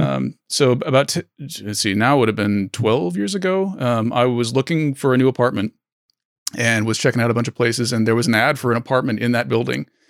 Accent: Oregon, United States; moved away; also born or lived in San Francisco; I grew up in Oregon, and I moved to San Francisco

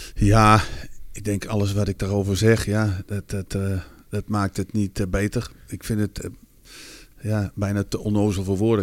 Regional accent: Netherlands; als Nederlander

